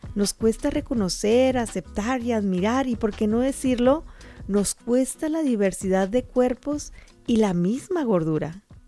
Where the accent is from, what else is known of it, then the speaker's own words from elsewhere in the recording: Sonora, Mexico; moved away; mi tierra cálida de Sonora